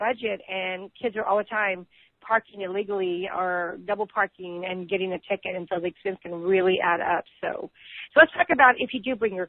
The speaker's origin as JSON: {"language": "English", "region": "Texas", "country": "United States", "said": "I'm from Texas"}